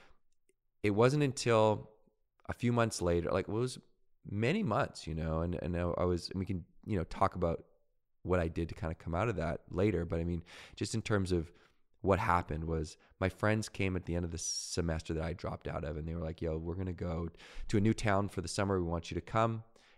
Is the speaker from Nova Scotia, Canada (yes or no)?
no; Victoria, British Columbia, Canada; I grew up in Victoria, BC.